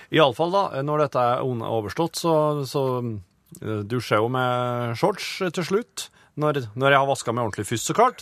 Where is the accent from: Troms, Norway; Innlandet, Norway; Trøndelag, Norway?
Innlandet, Norway; Folldal; hjemme i Folldalen når jeg var ung